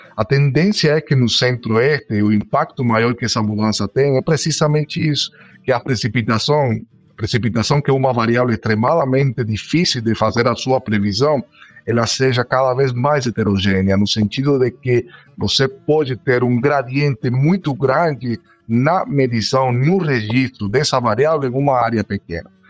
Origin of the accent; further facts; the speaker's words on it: Cuba; moved away as an adult; now in Brazil; eu sou nascido em Cuba, aí moro aqui no Brasil já faz nove anos